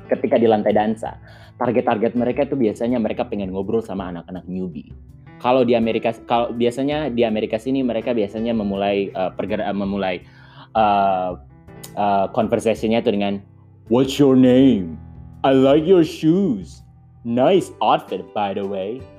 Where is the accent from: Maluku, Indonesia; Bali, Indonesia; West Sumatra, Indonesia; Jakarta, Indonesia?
Maluku, Indonesia; Saumlaki; karena aku dari Saumlaki ini sudah gaya-gaya orang Saumlaki